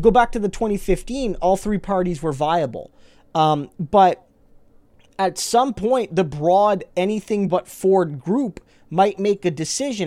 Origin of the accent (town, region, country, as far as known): Canada